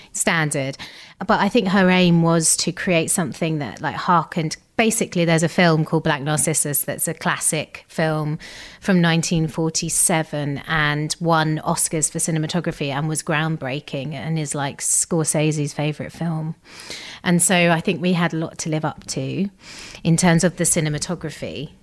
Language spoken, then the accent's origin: English; Gravesend, South East England, United Kingdom; we grew up in uh, Kent, in Gravesend